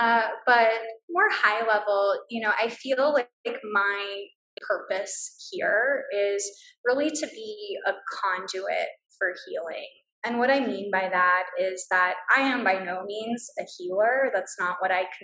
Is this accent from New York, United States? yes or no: no; Brownsville, Texas, United States; moved away as an adult; also born or lived in London; Back in my hometown in Brownsville